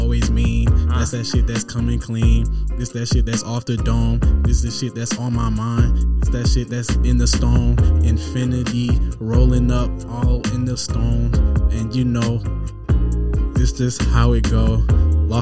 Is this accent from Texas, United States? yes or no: no; Decatur, Georgia, United States; also born or lived in Sandy Springs, Georgia; I am a Georgia boy, born and raised.